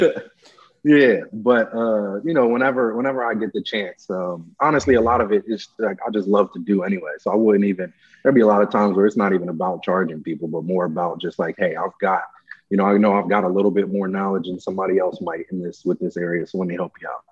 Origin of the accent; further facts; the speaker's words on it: Nigeria; moved away; I was born in Nigeria